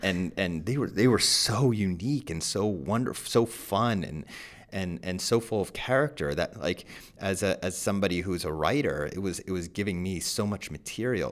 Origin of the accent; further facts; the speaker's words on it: New Jersey, United States; I'm also from Jersey